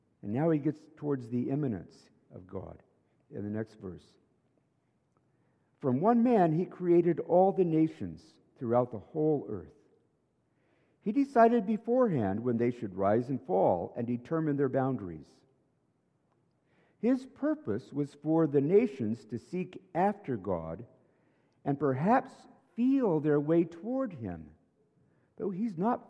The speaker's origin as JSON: {"language": "English", "country": "United States", "moved": "yes", "lives_now": "Canada", "said": "I'm an American"}